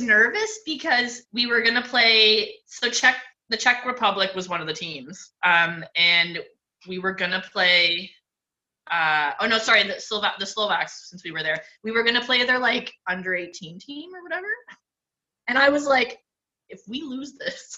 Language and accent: English; Canada; as a Canadian